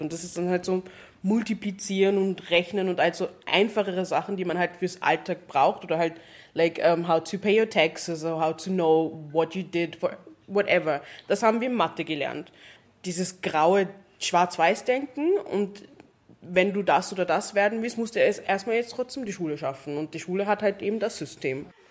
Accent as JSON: {"language": "German", "country": "Jamaica", "moved": "yes", "lives_now": "Vienna, Austria", "said": "wo ich herkomme. Da war ich so Jamaika"}